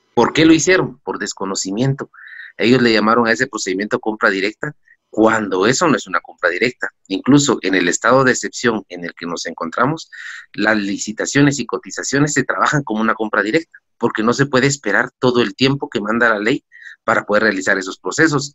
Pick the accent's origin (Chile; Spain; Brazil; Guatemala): Guatemala; como guatemaltecos